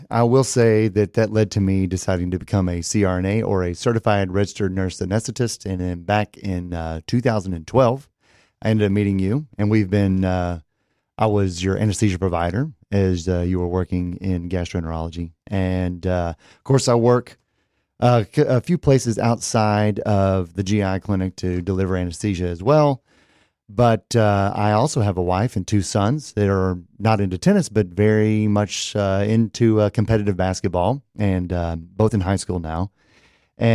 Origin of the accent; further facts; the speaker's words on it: Gainesville, Texas, United States; One of my best friends I grew up with in Gainesville, Texas